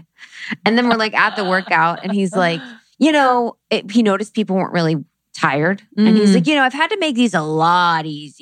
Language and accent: English; Ohio, United States; moved away; from Ohio.